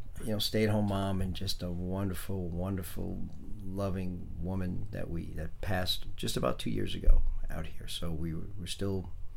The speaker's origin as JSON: {"language": "English", "town": "New York City", "region": "New York", "country": "United States", "tie": "born or raised there", "also_born_or_lived": "Brooklyn, New York / Syosset, Long Island, New York / Boston, Massachusetts", "moved": "as an adult", "said": "So I was born in Brooklyn, and I 2 years old, we moved to Queens. I lived in Queens, a place called Laurelton, Queens. I was one of very few white families in the neighborhood"}